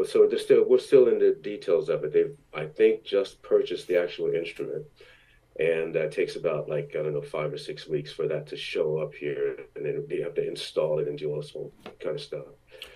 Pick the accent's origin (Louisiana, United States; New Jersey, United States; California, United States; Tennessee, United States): New Jersey, United States; Belmar; also born or lived in Long Branch, New Jersey / Asbury Park, New Jersey; The anniversary of my town, Belmar, New Jersey, where I grew up. Really, I was born in Long Branch, but we lived in Asbury Park until I was six, and then we moved from Asbury Park to Belmar. So everything from after that was in Belmar.